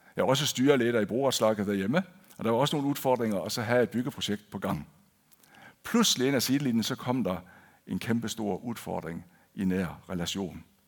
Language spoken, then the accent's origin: Danish; Denmark; first language Danish; moved away as an adult; now in Kristiansand, Norway; jeg er født og opvokset i Danmark.